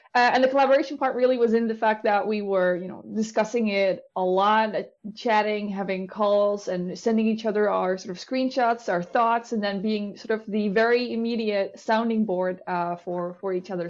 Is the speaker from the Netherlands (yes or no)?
yes; Netherlands; I'm from the Netherlands. I live right outside of Amsterdam.